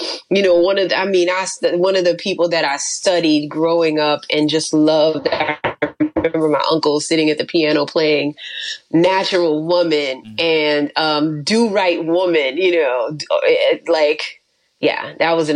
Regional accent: New Orleans, Louisiana, United States; I'm from New Orleans

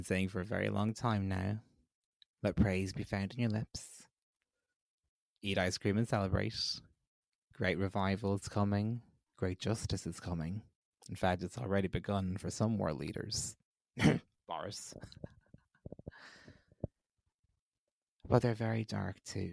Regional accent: Ireland

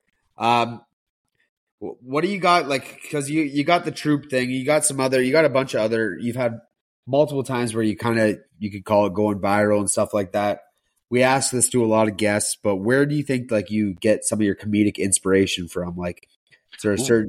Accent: Charleston, United States; my hometown

